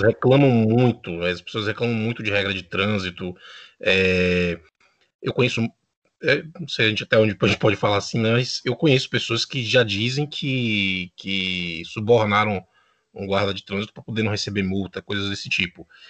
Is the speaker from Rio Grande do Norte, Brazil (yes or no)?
no; Bahia, Brazil; now in Uruguay; eu sou da Bahia, mas moro no Uruguai